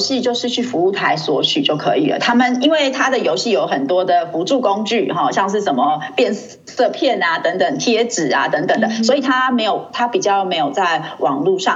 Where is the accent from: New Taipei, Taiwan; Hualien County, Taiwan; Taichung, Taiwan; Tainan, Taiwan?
Hualien County, Taiwan; Hualien; also born or lived in Leicester, United Kingdom; 因为我是在花莲长大的，那嗯。我，我们家在民国大概七十一年的时候搬到花莲